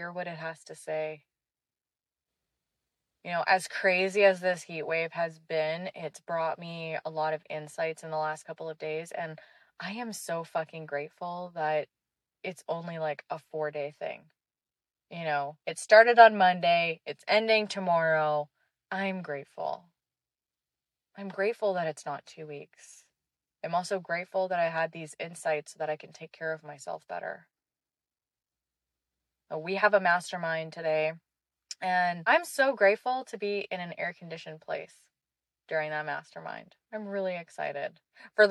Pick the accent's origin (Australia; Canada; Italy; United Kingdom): Canada; also born or lived in Israel; I did a lot of growing up in Canada too